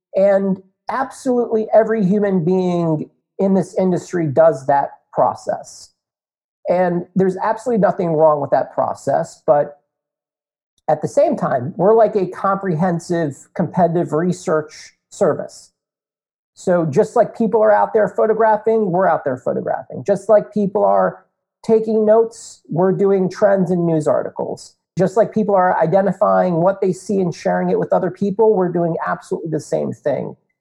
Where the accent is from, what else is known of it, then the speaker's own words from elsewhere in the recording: North Potomac, Maryland, United States; also born or lived in Indiana; born and raised in North Potomac, Maryland